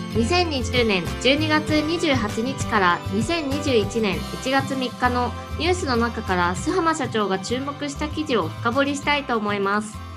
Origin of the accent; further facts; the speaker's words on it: Tohoku, Aomori, Japan; 私、はい、あの東北の生まれ